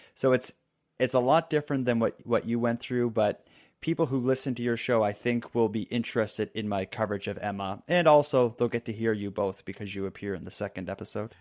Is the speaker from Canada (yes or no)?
yes; Halifax, Nova Scotia, Canada; my hometown of Halifax